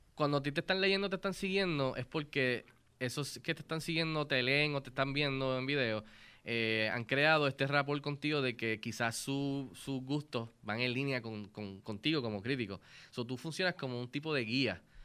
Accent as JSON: {"language": "Spanish", "country": "Puerto Rico", "said": "como puertorriqueños"}